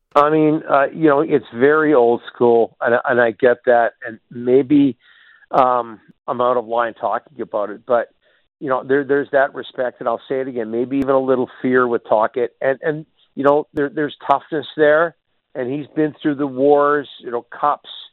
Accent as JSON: {"language": "English", "town": "Burnaby", "region": "British Columbia", "country": "Canada", "also_born_or_lived": "Red Deer", "said": "I'm from Burnaby, but I worked in Red Deer uh, for three years."}